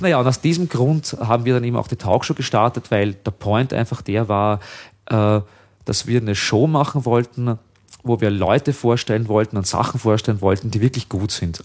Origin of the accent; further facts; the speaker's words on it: 30 km from Vienna, Lower Austria, Austria; ich halt groß geworden bin, halt äh, da 30 Kilometer von Wien entfernt